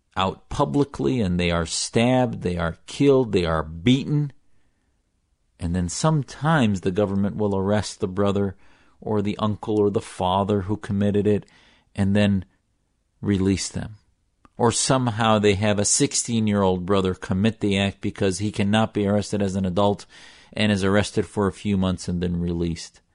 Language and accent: English; United States